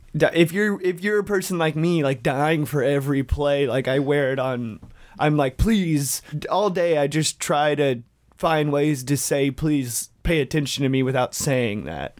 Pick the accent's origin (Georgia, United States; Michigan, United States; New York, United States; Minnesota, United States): Georgia, United States; Dalton; ninety percent of the world's carpet is made in my hometown